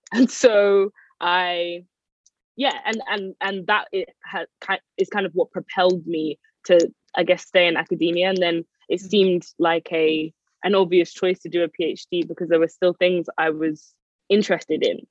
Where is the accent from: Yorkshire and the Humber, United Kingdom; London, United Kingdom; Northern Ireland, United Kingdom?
London, United Kingdom; I am from North London. I grew up in Edmonton